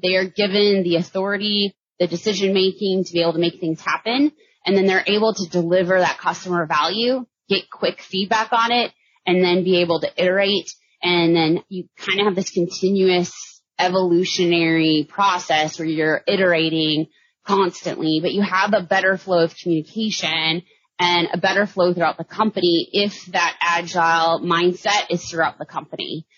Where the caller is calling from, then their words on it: Austin, Texas, United States; I'm calling in from Austin, Texas.